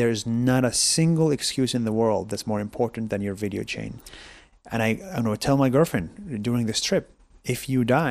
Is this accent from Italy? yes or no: no; Israel; moved away as an adult; I grew up in Israel 20 years as an Arab Israeli